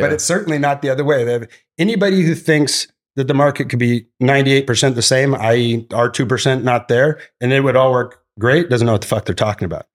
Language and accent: English; Santa Barbara, California, United States; Santa Barbara's my, my hometown, which is where we started uh, Glass House. Uh, went to Santa Barbara High